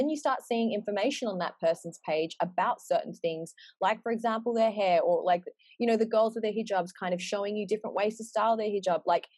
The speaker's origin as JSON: {"language": "English", "country": "Australia", "tie": "born or raised there", "said": "when we were growing up in Australia, like there wasn't anyone other than just like the pretty blonde, blue-eyed girls."}